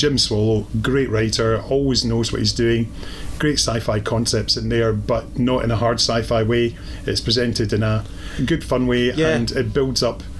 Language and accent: English; Scotland, United Kingdom; we're Scottish guys